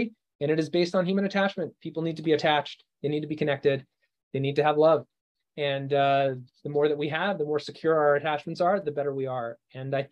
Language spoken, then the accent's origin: English; Canada; moved away; I'm from Canada originally